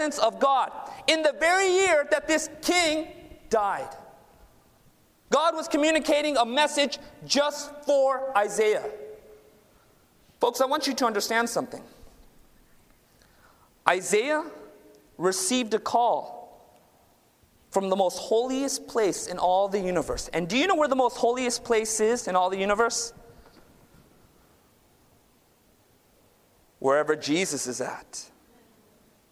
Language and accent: English; Southern California, United States; I was born and raised down in Southern California. My parents immigrated from India